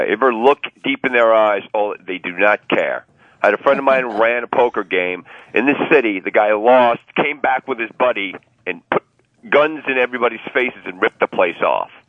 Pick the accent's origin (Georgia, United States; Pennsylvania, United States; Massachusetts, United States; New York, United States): New York, United States; New York City; I'm from Staten Island.